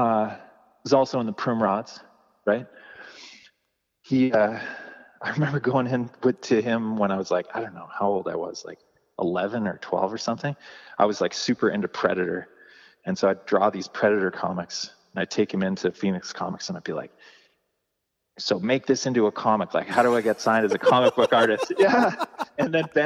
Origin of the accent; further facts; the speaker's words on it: Calgary, Alberta, Canada; growing up in Calgary